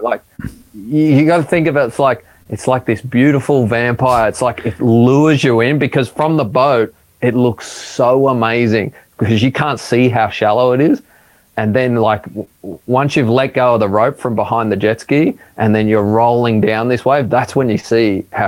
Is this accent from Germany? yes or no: no; Sydney, New South Wales, Australia; growing up in Maroubra